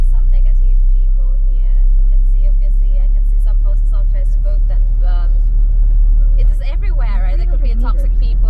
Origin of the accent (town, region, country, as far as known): Thailand